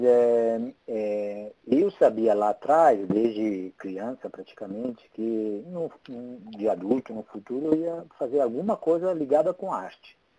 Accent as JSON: {"language": "Portuguese", "country": "Italy", "also_born_or_lived": "Porto, Portugal", "accent": "Italian", "second_language": "Portuguese", "moved": "as an adult", "lives_now": "Brazil", "said": "eu sou italiano. É por isso uhum. que eu tenho sotaque."}